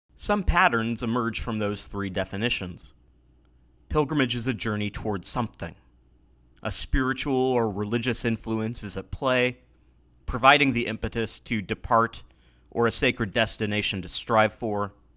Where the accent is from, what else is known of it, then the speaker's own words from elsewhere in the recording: Pacific Northwest, United States; Growing up in the Pacific Northwest